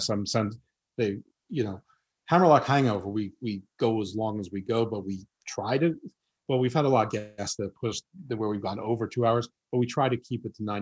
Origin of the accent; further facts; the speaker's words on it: New York, United States; accent: New York; Yeah, my accent's really watered down. But but listen, I totally get it from where you're from. That when my New York accent comes out